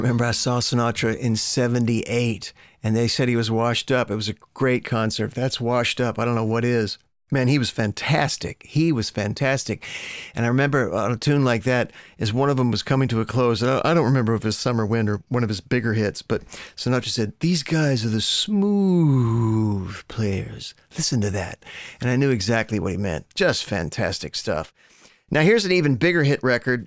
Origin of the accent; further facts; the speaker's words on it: Louisville, Kentucky, United States; now in Europe; my hometown of Louisville, Kentucky